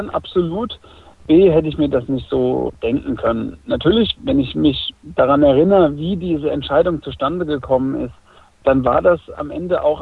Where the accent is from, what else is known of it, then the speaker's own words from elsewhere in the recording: Obernburg, Bavaria, Germany; hier in Obernburg in der Heimat. Ich komme ja vom Untermain.